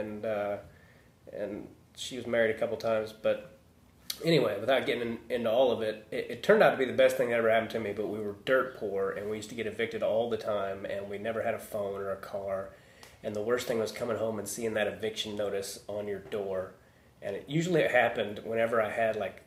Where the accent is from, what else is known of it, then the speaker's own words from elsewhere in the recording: Overland Park, Lenexa, Shawnee, Kansas, United States; now in Los Angeles, United States; I grew up in Overland Park or Lenexa, Shawnee.